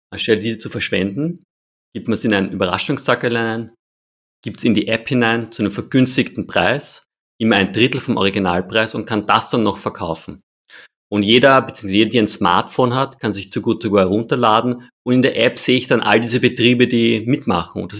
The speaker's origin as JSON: {"language": "German", "country": "Austria", "said": "Wir schmeißen leider als Österreicher und Österreicherinnen relativ viele Lebensmittel in den Müll."}